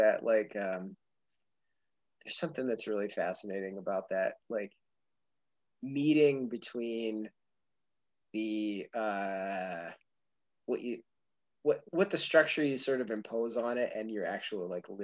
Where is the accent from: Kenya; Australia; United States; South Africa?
United States; outside Philadelphia, Pennsylvania; we grew up outside of Philadelphia